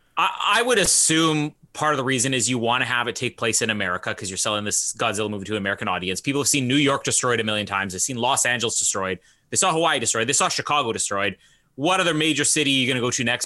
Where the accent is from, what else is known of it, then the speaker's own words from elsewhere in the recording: Canada; I'm from Canada